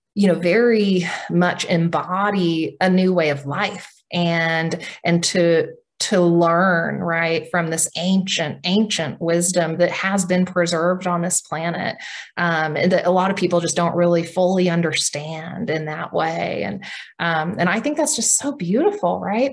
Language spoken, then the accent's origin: English; Oklahoma, United States; I'm Cherokee from Oklahoma